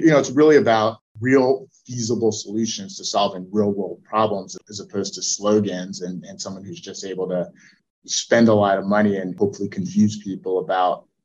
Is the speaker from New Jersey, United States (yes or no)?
yes; New Jersey, United States; I grew up in New Jersey, very blue collar area.